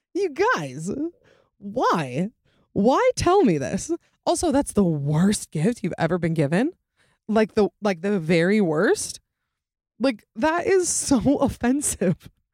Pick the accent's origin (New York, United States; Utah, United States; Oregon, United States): Utah, United States; accent: Utah accent; also born or lived in Georgia / Boston; for twenty-six years of my life, I have lived in Utah.